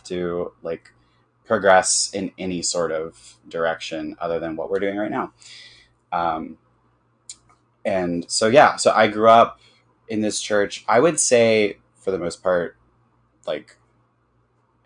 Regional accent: Birmingham, Alabama, United States; I grew up in Birmingham, Alabama, and I grew up in a very evangelical community

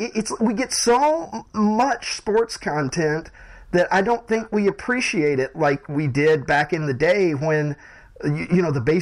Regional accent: Southern US, United States; because I've never been a hockey guy because I grew up in the South

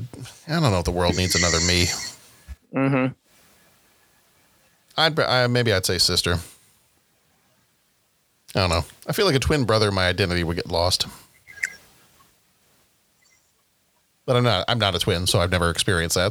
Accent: the South, United States; I'm from the South

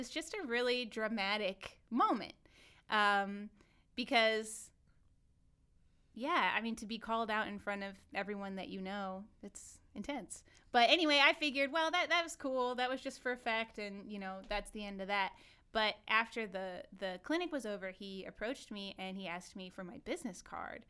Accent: Indiana, United States; from Indiana

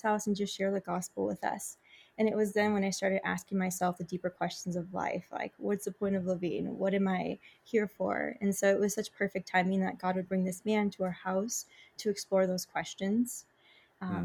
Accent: Michigan, United States; moved away as an adult; now in Chicago, United States; I'm originally from Michigan. My parents are both from Mexico, so I'm Mexican-American.

